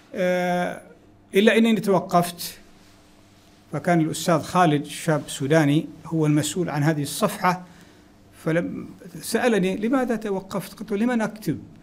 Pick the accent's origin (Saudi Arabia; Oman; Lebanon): Oman; Wadi Mahram, Samail, Ad Dakhiliyah; moved away; also born or lived in Pemba, Tanzania; فقريتنا اسمها قرية السيح في وادي محر